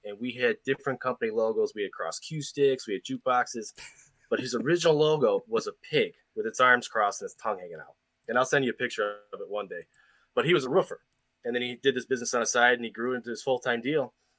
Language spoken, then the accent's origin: English; United States; I'm an American.